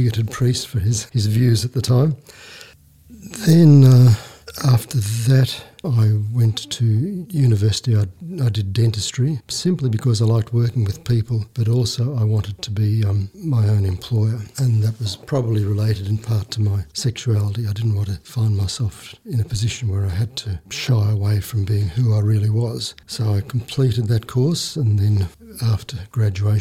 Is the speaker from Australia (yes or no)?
yes; Brisbane, Queensland, Australia; I was born in Brisbane, Queensland in 1951